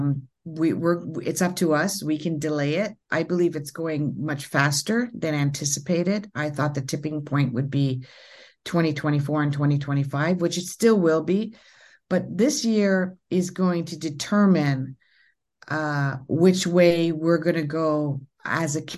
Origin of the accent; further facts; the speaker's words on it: Ontario, Canada; I'm from Canada. And in Ontario